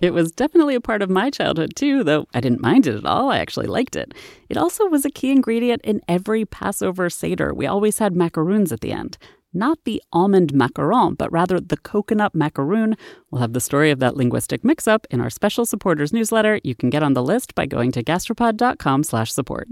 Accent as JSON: {"language": "English", "region": "Massachusetts", "country": "United States", "tie": "born or raised there", "said": "my home state of Massachusetts"}